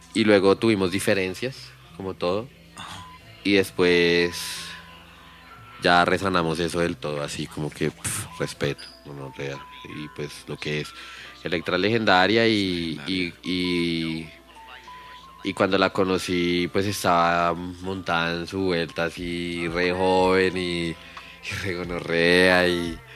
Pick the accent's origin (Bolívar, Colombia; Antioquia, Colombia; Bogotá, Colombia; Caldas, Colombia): Bogotá, Colombia; yo viví, en Kennedy la de años, como 20 años. Sí. Y allá fue que empecé y allá es toda mi raíz.